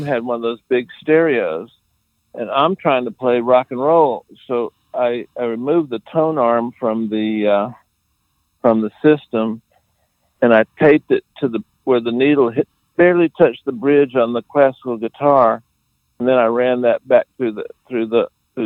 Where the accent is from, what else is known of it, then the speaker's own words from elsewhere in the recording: South Florida, United States; moved away; also born or lived in Atlanta; I'm actually from Florida, South Florida